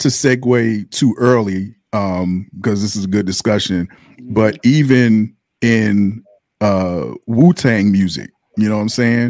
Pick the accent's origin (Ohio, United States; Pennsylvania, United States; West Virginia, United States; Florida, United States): Pennsylvania, United States; Philadelphia; moved away; I'm originally from Philly